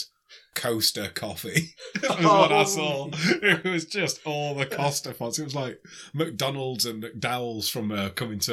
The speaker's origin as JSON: {"language": "English", "town": "Sheffield", "region": "Yorkshire and the Humber", "country": "United Kingdom", "said": "I was from Sheffield."}